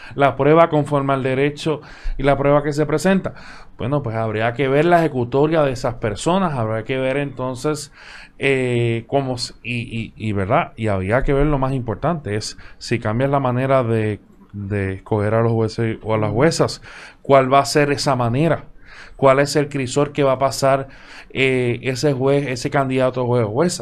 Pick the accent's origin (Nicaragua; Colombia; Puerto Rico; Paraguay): Puerto Rico; desde el punto de vista de Puerto Rico, donde tenemos una cultura del bipartidismo